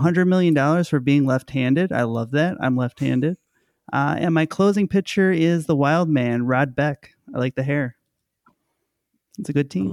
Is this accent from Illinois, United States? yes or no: yes; Berwyn, Illinois, United States; my hometown of Berwyn